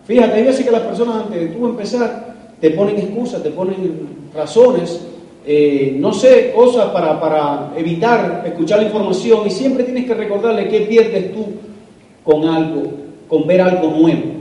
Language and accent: Spanish; Cuba; moved away as an adult; now in United States; Quiero decirles que Leite y yo somos inmigrantes, aunque somos cubanos, eh, salimos de Cuba en busca de libertad, de año, salí en el año 94, me logré escapar en balsa de Cuba, llegamos a la, Florida